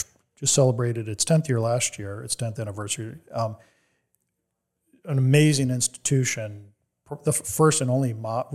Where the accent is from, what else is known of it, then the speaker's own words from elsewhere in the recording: Tampa, Florida, United States; it was just kind of part of growing up in Tampa at the time.